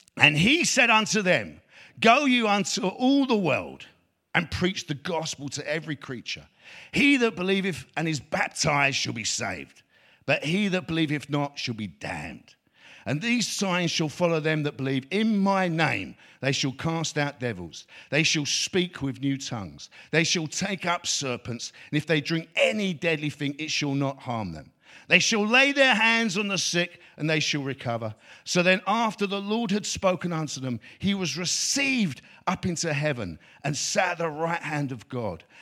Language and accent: English; London, United Kingdom; me growing up in East London